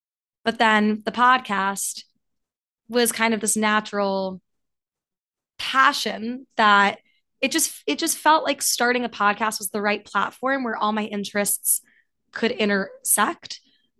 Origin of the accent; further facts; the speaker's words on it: New York City, New York, United States; moved away as an adult; also born or lived in St. Louis, Missouri; I grew up in New York City and went to school for the Midwest, went to Washington University in St. Louis.